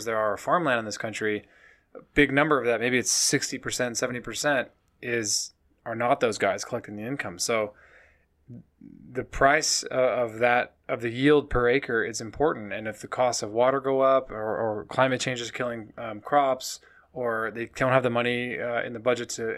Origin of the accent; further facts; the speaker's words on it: Midwest, United States; I'm from the Midwest